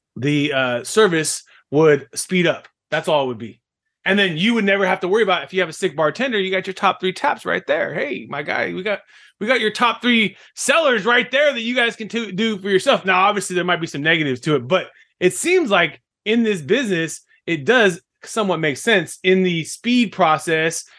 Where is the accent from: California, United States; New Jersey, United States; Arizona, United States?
California, United States; Fresno; my hometown, Fresno. California